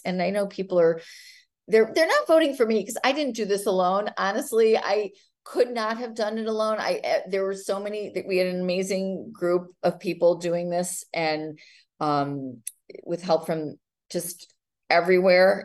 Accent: Highland Park, Illinois, United States; I'm born and raised in Highland Park, one of those strange odd ducks who has never left home

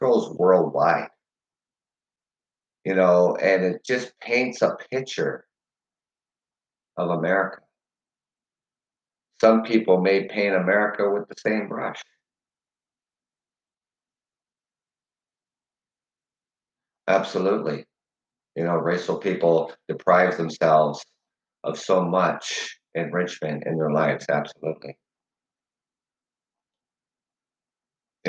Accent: Canada; as a Canadian

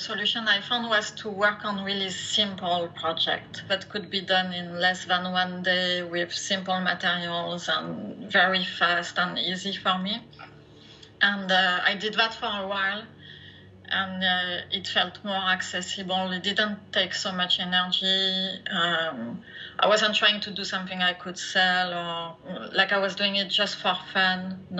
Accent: France; English is a second language; moved away as an adult; now in Canada; I am originally from France, as you can hear, probably. I've been living in Canada for the last 20 plus years

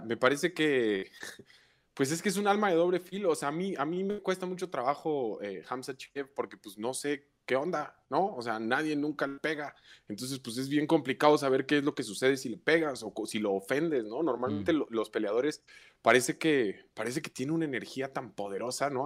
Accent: Mexico City, Mexico; soy mexicano, nací en la Ciudad de México, vivo actualmente en la Ciudad de México, he residido en esta ciudad casi la totalidad de mi vida.

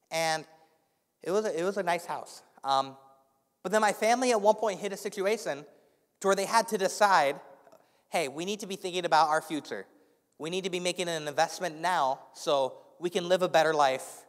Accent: Indianapolis, Indiana, United States; moved away; I grew up in Indianapolis, Indiana

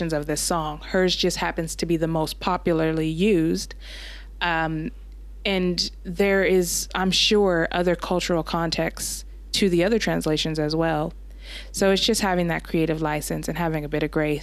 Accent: United States; as an American

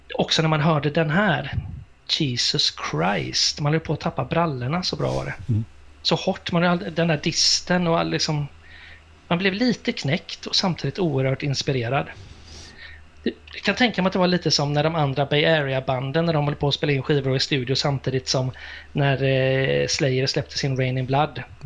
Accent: Gothenburg, Västra Götaland, Sweden; jag kommer ju från Göteborg och Bildal

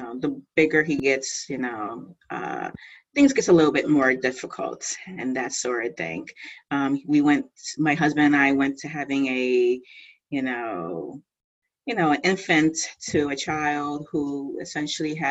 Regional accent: East Coast, United States; I'm typical lady from the East Coast.

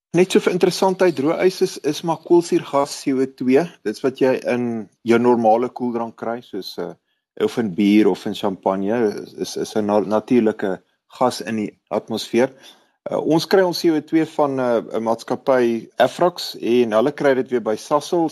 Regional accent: Kempton Park, Gauteng, South Africa; moved away as an adult; now in Pretoria, South Africa; Ek het grootgeword in Kenton Park

